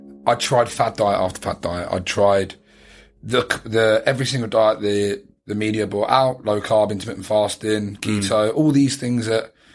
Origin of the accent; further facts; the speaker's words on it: United Kingdom; moved away as an adult; now in Australia; being British